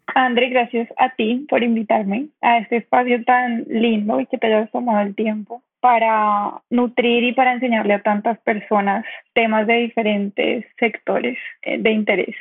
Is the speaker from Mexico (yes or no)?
no; Cali, Valle del Cauca, Colombia; also born or lived in Bogotá; Yo soy de Cali